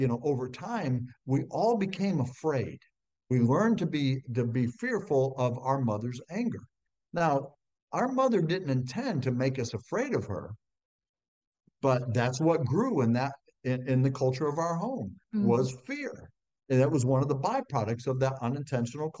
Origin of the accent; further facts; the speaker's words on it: Ohio, United States; growing up in Ohio on a farm, I was one of six kids